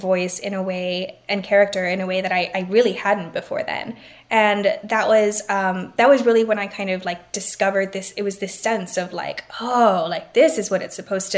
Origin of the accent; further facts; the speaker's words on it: Laredo, Texas, United States; I grew up in Laredo.